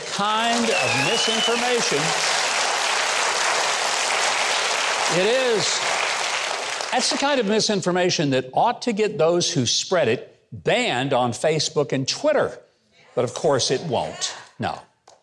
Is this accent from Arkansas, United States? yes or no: yes; Arkansas, United States; my home state of Arkansas